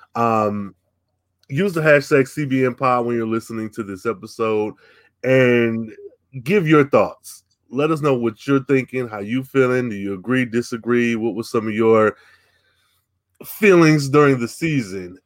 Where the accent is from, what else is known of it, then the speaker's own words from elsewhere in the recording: United States; me being American